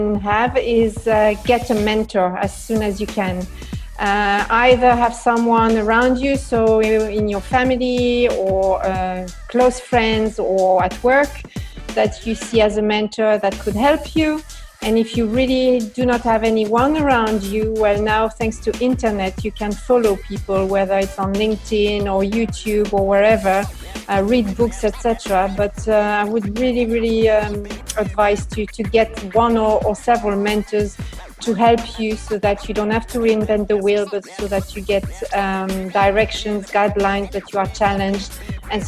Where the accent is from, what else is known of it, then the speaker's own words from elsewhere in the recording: France; English is a second language; moved away as an adult; also born or lived in Germany / Netherlands / Italy; now in Luxembourg; So I was born and raised in France, and then I left. I lived in different countries. I lived in Germany, in the Netherlands, in Italy, and now I've been living in Luxembourg for the last 6 years.